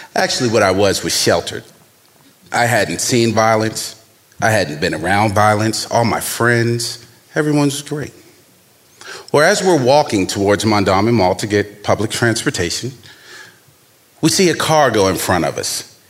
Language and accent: English; Baltimore, Maryland, United States; young black man growing up in Baltimore